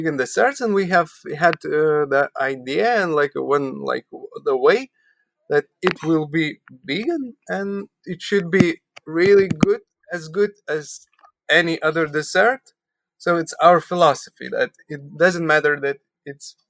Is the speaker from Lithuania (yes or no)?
yes; Vilnius, Vilnius County, Lithuania; we are from Lithuania, from Vilnius, capital of Lithuania